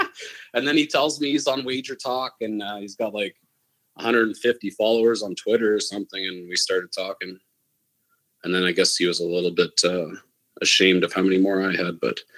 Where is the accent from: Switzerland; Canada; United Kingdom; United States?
Canada; But I would say we have way more options, it feels like, because it's basically legal here.